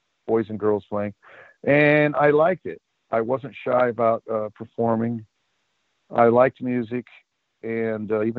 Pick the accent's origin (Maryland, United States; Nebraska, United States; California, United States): California, United States; the Bay Area; Growing up in the Bay Area